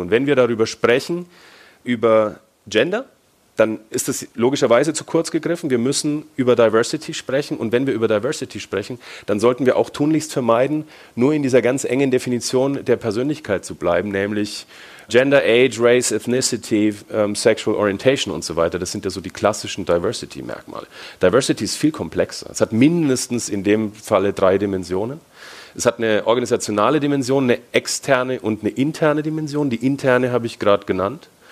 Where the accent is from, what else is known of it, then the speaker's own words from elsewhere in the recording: Franconia, Bavaria, Germany; accent: Franconian; Ich bin Deutscher, also vielleicht hört man es ein bisschen, also bin Franke